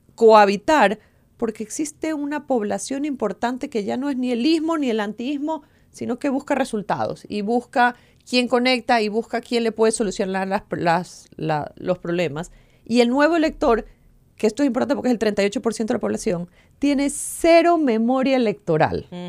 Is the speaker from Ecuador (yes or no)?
yes; Ecuador; Lo que hemos vivido como ecuatorianos